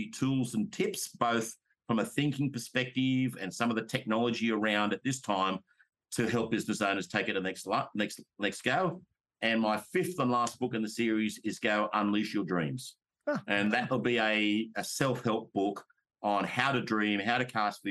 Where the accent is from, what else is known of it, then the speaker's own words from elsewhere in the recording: Australia; I'm an Australian. I talk in Australian language